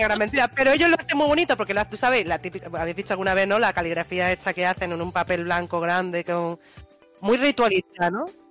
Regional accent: Spain; nosotros sí que es verdad que aquí en España somos más de los Reyes Magos

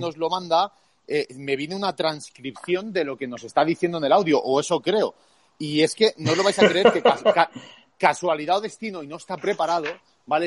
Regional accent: Spain; como españoles también nos, nos debería honrar

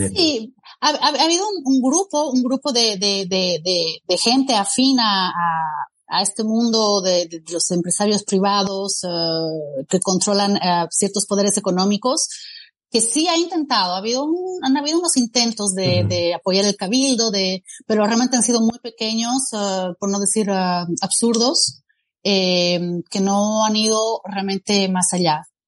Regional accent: Bolivia; now in Geneva, Switzerland

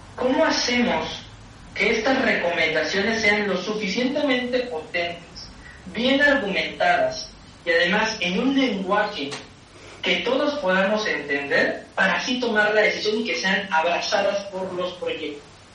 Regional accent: Chiapas, Mexico; moved away; lo estudié en Chiapas, soy oriundo de Chiapas

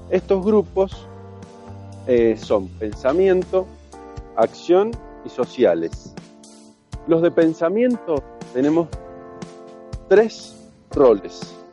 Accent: Argentina; lo digo como argentino, eh, uno elegiría a Messi para cualquier equipo del mundo, sin duda.

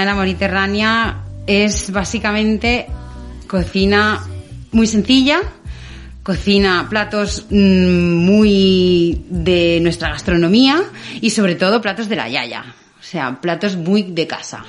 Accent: Valencian Community, Spain; como valenciana que soy

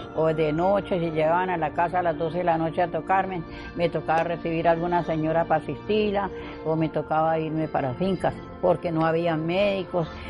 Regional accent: San Martín, Meta, Colombia; now in Calamar, Colombia; Y soy de San Martín, mi cédula es de, la saqué en Vicente o sea que de, San Martín a Villavicencio, mi cédula

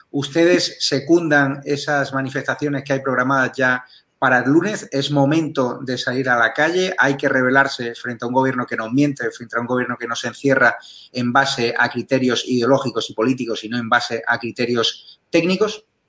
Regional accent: Community of Madrid, Spain; Tan delincuentes somos los madrileños

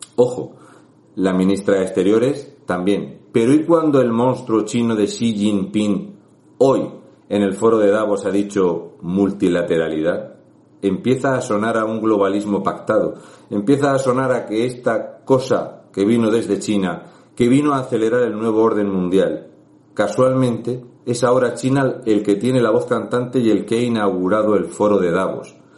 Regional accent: Region of Murcia, Spain; un murciano encabronado

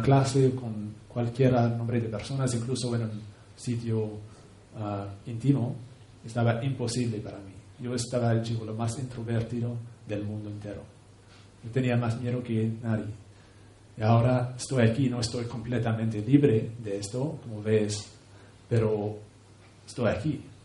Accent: Canada; Spanish is a second language; moved away; un pueblo indígena de donde vengo, en Canadá

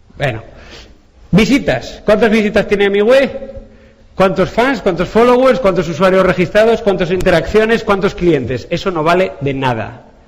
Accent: Asturias, Spain; yo soy asturiano

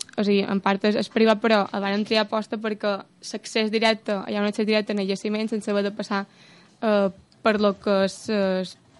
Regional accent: Muro, Balearic Islands, Spain; com a morera

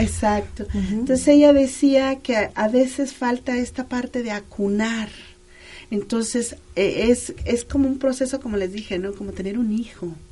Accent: Mexico; nosotros como mexicanos

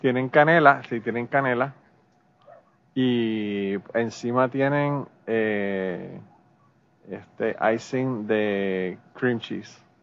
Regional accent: Puerto Rico; soy boricua.

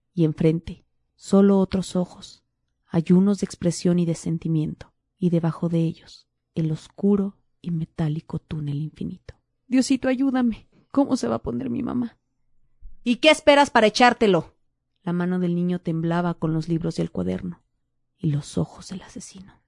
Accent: State of Mexico, Mexico; moved away; yo que crecí en el Estado de México

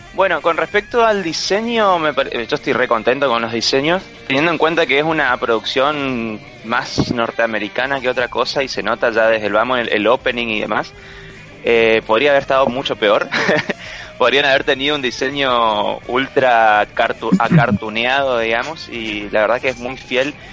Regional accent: Corrientes, Argentina; nuestro país, en, en, Corrientes, en nuestra ciudad

